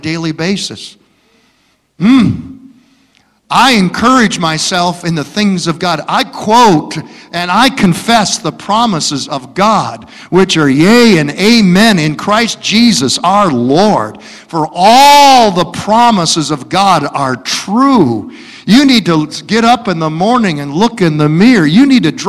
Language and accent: English; Detroit, Michigan, United States; where are you from? I say, Detroit.